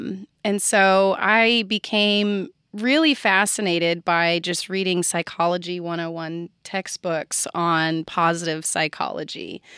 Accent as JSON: {"language": "English", "region": "California", "country": "United States", "tie": "born or raised there", "said": "I'll start by saying that I was raised in California."}